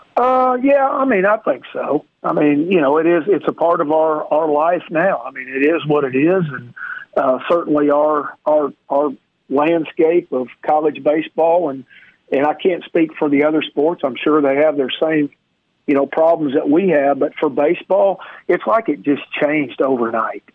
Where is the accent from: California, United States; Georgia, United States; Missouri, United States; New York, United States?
Missouri, United States; Neosho; moved away; I'm from a little town called Neosho